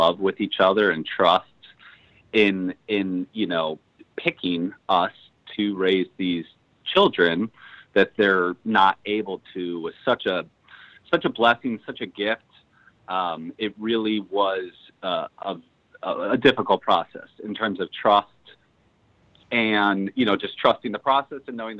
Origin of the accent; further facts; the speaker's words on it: Chicago, Illinois, United States; I'm born and raised in Chicago, Illinois